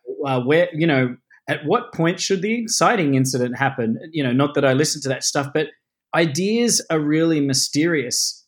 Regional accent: Melbourne, Victoria, Australia; I grew up in the outer suburbs of Melbourne in Australia

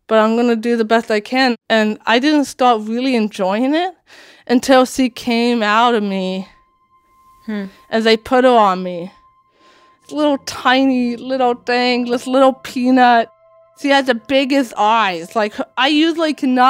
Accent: Washington, United States; also born or lived in Latvia; I came to Washington State

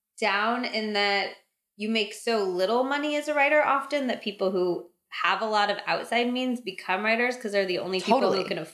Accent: California, United States; I'm from California

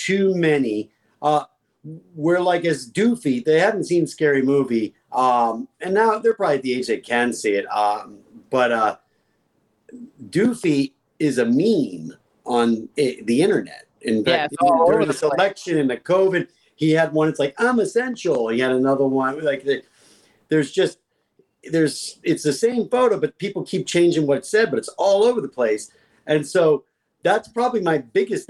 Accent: New Jersey, United States; moved away as an adult; also born or lived in North Carolina; now in California, United States; we grew up in New Jersey

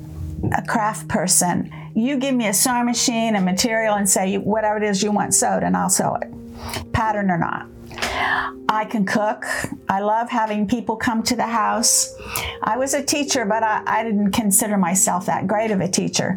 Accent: Columbus, Ohio, United States; moved away as an adult; also born or lived in Papua New Guinea; I was raised in Columbus, Ohio

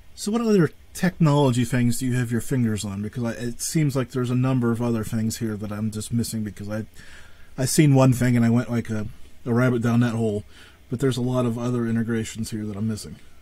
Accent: Northwest Pennsylvania, United States; I'm from Northwest

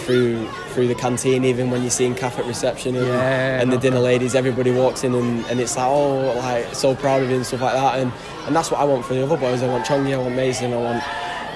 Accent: Lancaster, North West England, United Kingdom; now I'm from Lancaster

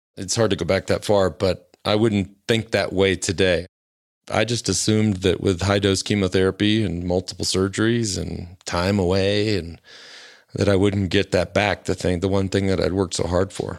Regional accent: Plano, Texas, United States; I grew up in Plano, Texas

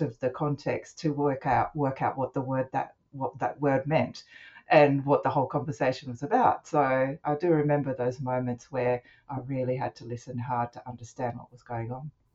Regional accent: Australia; I'm Japanese, I have a Japanese background, but I'm Australian born and uh, I grew up with Japanese parents, and I had to work with both languages

